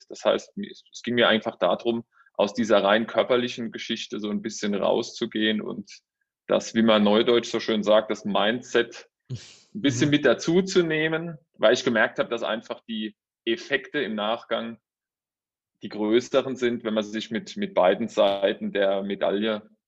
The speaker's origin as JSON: {"language": "German", "region": "Rhineland-Palatinate", "country": "Germany", "lives_now": "Saarbrücken, Germany", "said": "Ja, also räumlich gesehen, vielleicht mal, komme ich ursprünglich aus der Pfalz, bin jetzt aber durch meinen Beruf in Saarbrücken, also im Saarland"}